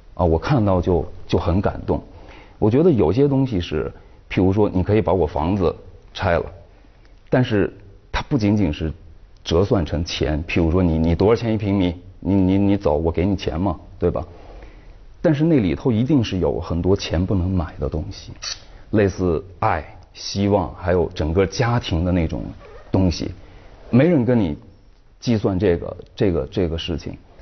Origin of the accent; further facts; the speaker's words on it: Shanxi, China; 像我是山西的